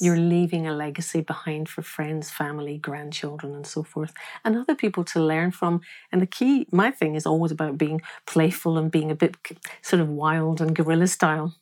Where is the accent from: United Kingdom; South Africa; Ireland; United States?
United Kingdom; Glasgow, Scotland; I am from Glasgow. I'm born, I was born in Scotland